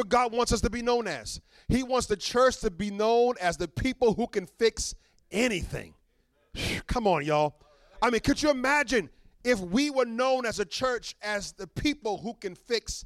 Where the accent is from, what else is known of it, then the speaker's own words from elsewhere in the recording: New York City, New York, United States; I grew up in Brooklyn